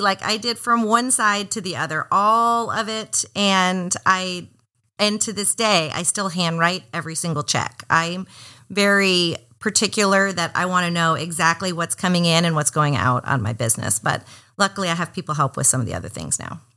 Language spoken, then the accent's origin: English; Miami, Florida, United States; also born or lived in Atlanta; now in Portland, United States; I'm from Miami originally, and those are kind of like my hometown colors.